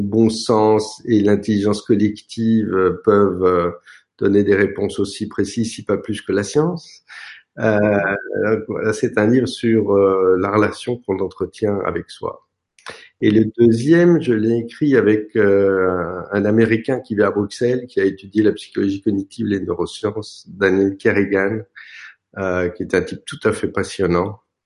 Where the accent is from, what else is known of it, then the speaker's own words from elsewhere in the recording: France; je suis français